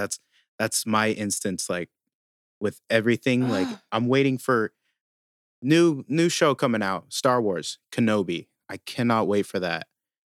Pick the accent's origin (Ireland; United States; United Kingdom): Ireland; I'm Irish.